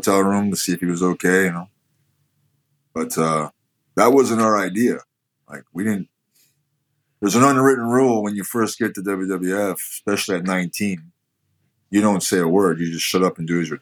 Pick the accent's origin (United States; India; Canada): Canada; I am Canadian